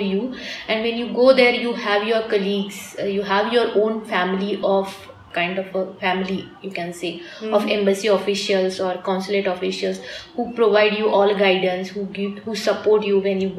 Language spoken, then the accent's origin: English; Mumbai, Maharashtra, India; moved away as an adult; also born or lived in Moscow, Russia / Jakarta, Indonesia / New York, United States; now in Frankfurt, Germany; I grew up completely in Mumbai